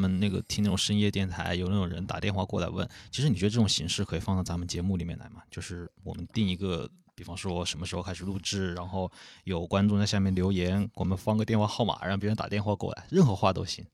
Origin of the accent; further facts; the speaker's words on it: Changsha, Hunan, China; also born or lived in Italy; 我也是长沙人